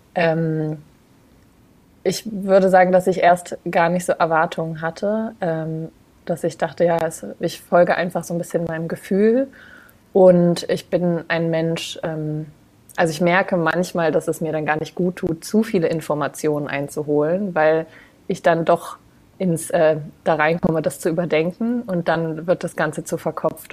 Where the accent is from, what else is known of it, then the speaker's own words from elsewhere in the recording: Braunschweig, Lower Saxony, Germany; moved away as an adult; now in Denmark; Ich komme ursprünglich aus Braunschweig, also aus dem hm. Raum Hannover.